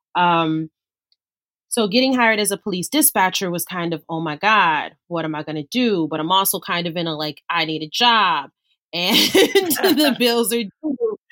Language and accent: English; Los Angeles, California, United States; I grew up in South LA, so I grew up in in the inner city